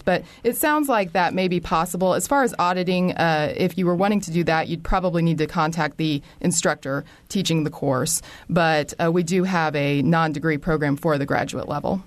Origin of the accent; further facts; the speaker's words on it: Bloomington, Indiana, United States; I am from Bloomington, was born at Bloomington Hospital